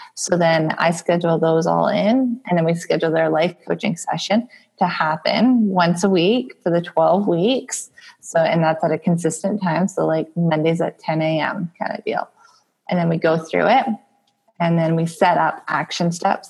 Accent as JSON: {"language": "English", "region": "Alberta", "country": "Canada", "said": "I'm from Alberta, Canada, where we had a hit recently with oil and gas."}